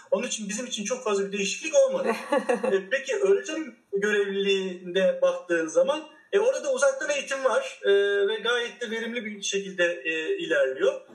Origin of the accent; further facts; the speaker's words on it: Akşehir, Konya, Turkey; moved away as an adult; also born or lived in Istanbul; Ben 1981 e, Akşehir doğumluyum. Yani Konya Akşehir. ve ilk orta ve lise eğitimimi orada gördüm